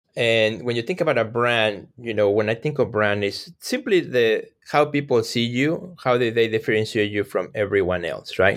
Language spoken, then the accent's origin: English; Mexico; English is a second language; moved away; I grew up in Mexico, so English is my second language.